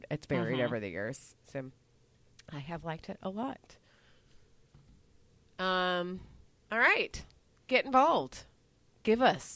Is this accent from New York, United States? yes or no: no; Dallas, Texas, United States; I grew up in Dallas